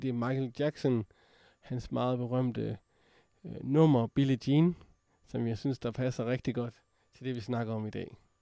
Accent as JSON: {"language": "Danish", "region": "Jutland", "country": "Denmark", "accent": "Jutlandic", "said": "jeg er jo fra Jylland"}